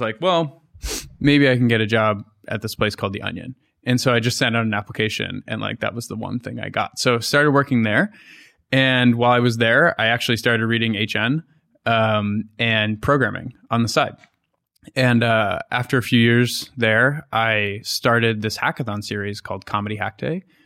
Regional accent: Boston, Massachusetts, United States; moved away as an adult; also born or lived in New York; I'm from Boston or near Boston

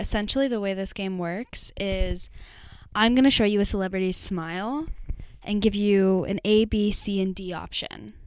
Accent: Austin, Texas, United States; I'm from Austin

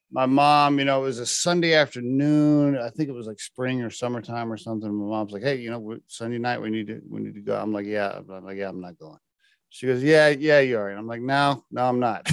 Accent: Oklahoma, United States; I grew up in Oklahoma

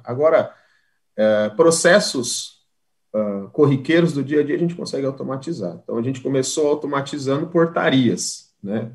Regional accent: Andirá, Paraná, Brazil; moved away as an adult; now in Santa Catarina, Brazil; sou do norte do Paraná, de uma cidade chamada Andirá, estou em Santa Catarina desde 2003

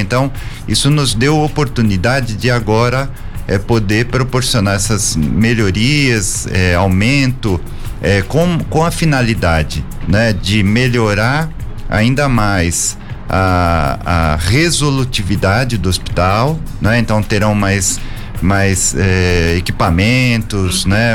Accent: São Paulo, Brazil; moved away as an adult; now in São José dos Campos, Brazil; Eu sou é, paulistano da Moca

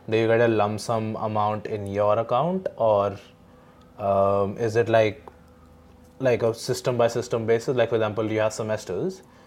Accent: Delhi, India; now in Australia; I'm from Delhi

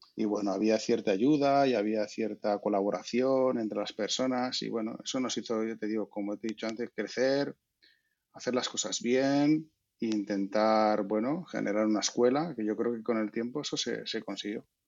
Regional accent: Valladolid, Castile and León, Spain; yo soy de Valladolid

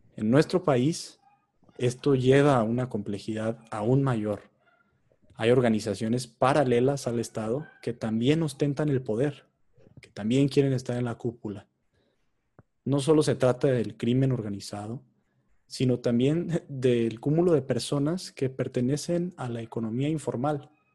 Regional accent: Mexico; nosotros como mexicanos

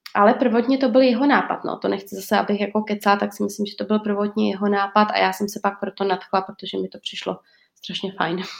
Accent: Czechia; now in Portugal; já jsem od Česka úplně odříznutá

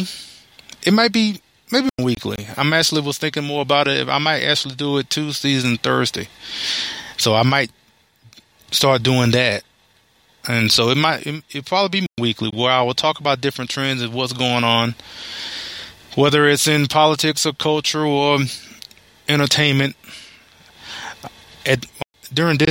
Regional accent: Alabama, United States; moved away as an adult; now in Texas, United States; born and raised in Alabama. And I moved out to Texas in 2002

